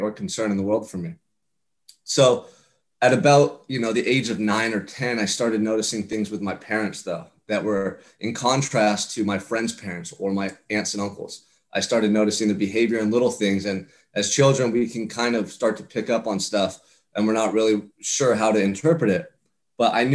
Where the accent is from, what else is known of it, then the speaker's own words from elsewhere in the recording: Santa Barbara, California, United States; I'm from Santa Barbara, California. I'm from paradise, man